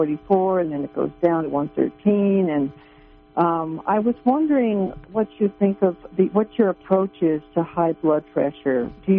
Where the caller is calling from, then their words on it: California, United States; Hi, I'm from Northern California. I'm 77, and I'm a sustaining member of KMUD